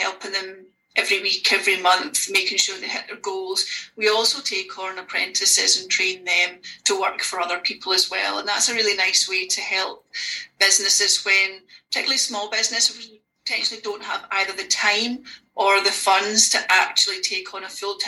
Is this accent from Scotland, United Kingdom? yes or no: yes; Oban, Scotland, United Kingdom; moved away as an adult; now in Glasgow, United Kingdom; I live in Glasgow, but I'm from Oban.